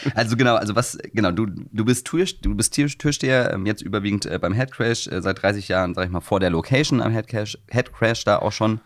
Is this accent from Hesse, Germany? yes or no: yes; Wiesbaden, Hesse, Germany; now in Hamburg, Germany; ich komme ursprünglich aus Hessen, nee, Wies, also, mhm. Äh, nee, von Wiesbaden